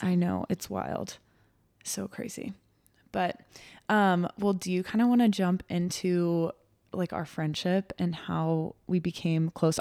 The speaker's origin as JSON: {"language": "English", "region": "Texas", "country": "United States", "tie": "born or raised there", "moved": "as an adult", "lives_now": "Nebraska, United States", "said": "I grew up in Texas. It's where I was born and raised, but have obviously lived in Nebraska for"}